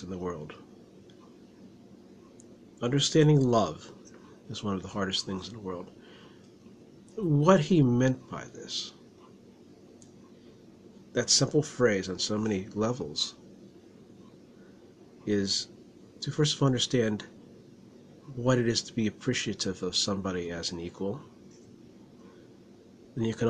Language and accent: English; Latrobe, Pennsylvania, United States; I grew up around Mr. Rogers and Arnold Palmer